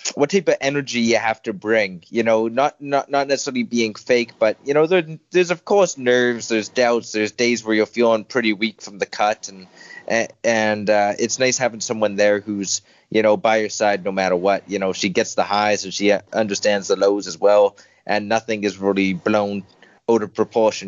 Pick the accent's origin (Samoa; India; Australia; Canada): Canada; Winnipeg, Manitoba; moved away as an adult; now in Dublin, Ireland; we found a really good home in the Winnipeg Academy of Mixed Martial Arts in my hometown of Winnipeg